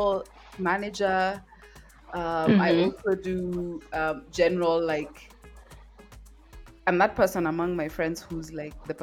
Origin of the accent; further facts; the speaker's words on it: Nairobi, Kenya; I am born and raised in Nairobi and I'm anchored in Nairobi